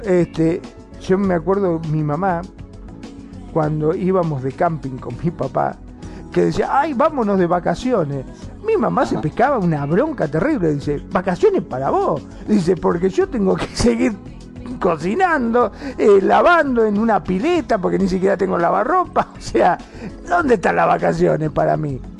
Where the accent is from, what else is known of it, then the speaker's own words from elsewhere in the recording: Mar del Plata, Buenos Aires Province, Argentina; yo soy de Mar del Plata